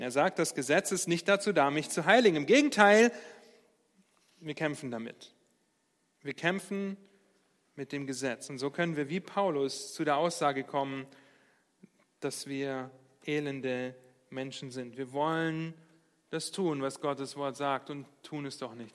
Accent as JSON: {"language": "German", "country": "Germany", "said": "wir als Deutsche"}